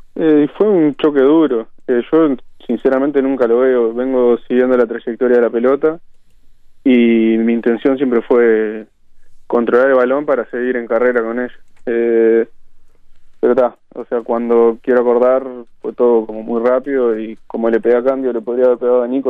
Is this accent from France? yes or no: no; Barrio Nuevo París, Montevideo, Uruguay; yo nací en Barrio La Valleja y, después con 7, 8 años me mudé a Barrio Nuevo París y desde entonces vivo, vivo ahí